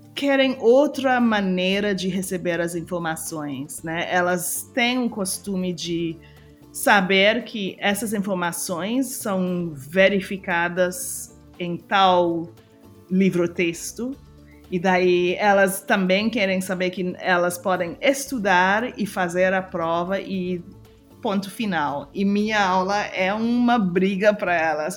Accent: Trinidad & Tobago; Portuguese is a second language; moved away as an adult; also born or lived in United States; eu sou de Trinidad e Tobago, mas eu estava morando nos Estados Unidos

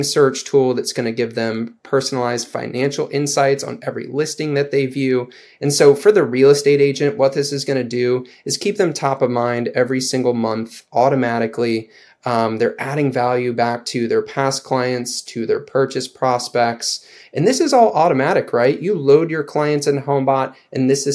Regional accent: St. Louis, Missouri, United States; also born or lived in Denver; moved back home to St. Louis

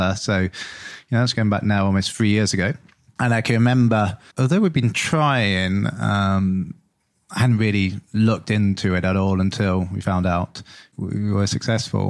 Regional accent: Lincolnshire, East Midlands, United Kingdom; moved away; I grew up in Lincolnshire.

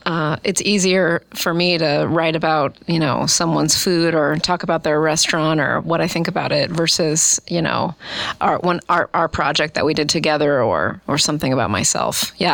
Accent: Omaha, Nebraska, United States; I grew up in Omaha, West Omaha.

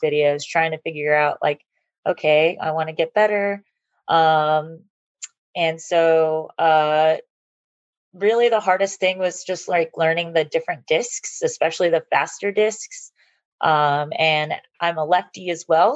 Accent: Georgia, United States; also born or lived in California; I was born in California, but I've lived in Georgia since I was 10

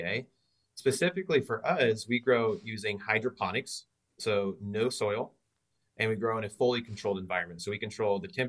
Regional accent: Southeast Iowa, United States; also born or lived in Dublin, Ireland / Ames, Iowa; I grew up farm in Southeast Iowa, traditional row crops, corn, soybeans

